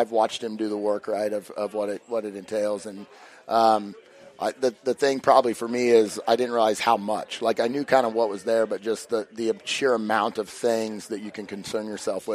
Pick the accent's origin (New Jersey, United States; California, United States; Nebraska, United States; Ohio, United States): Nebraska, United States; McCook; now in Hastings, United States; I'm from the McCook area